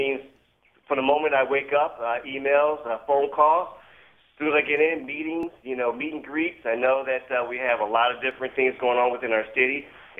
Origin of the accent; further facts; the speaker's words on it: Milwaukee, Wisconsin, United States; love to travel, love to visit other places, find out where home is. This is my home.